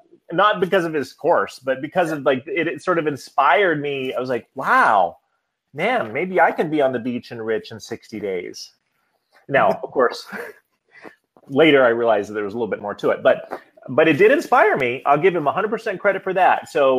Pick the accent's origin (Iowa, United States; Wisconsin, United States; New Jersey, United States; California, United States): Iowa, United States; moved away as an adult; now in Washington, D.C., United States; So I moved from Iowa to Washington, D.C. after I had been touring with an international musical organization called Up With People